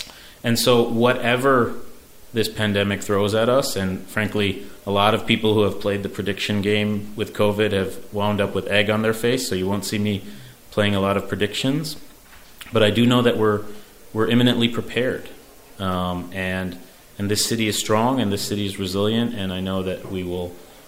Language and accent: English; New York City, New York, United States; And I'm very, very proud as a New Yorker, as a father, as a husband of the city's response.